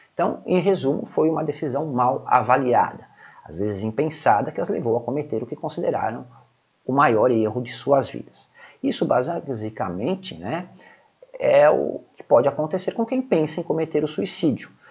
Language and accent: Portuguese; Brazil; como brasileiros que moramos no Brasil